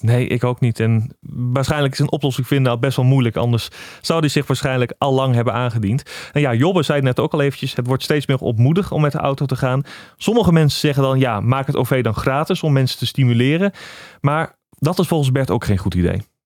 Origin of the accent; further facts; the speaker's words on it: Netherlands; als typische Nederlanders